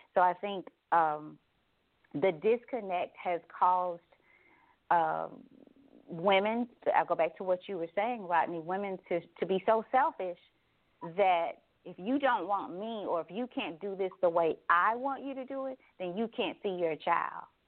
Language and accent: English; Douglas, Tennessee, United States; I spent a lot of time in the community here growing up in Douglas